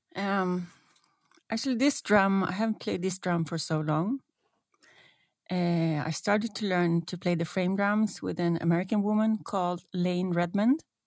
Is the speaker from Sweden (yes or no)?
yes; Stockholm, Stockholm County, Sweden; moved away as an adult; now in Norway; I still love Stockholm, my hometown, but it seems it's meant to be that I live here